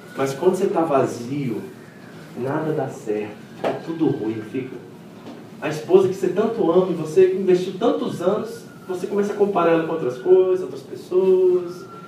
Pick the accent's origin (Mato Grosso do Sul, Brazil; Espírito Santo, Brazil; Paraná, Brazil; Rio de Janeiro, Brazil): Rio de Janeiro, Brazil; Eu não sou mineiro, né, gente? Eu sou carioca